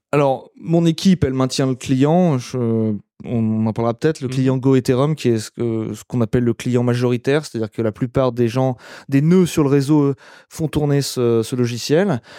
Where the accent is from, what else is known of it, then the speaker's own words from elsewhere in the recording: France; now in Germany; en tant que Français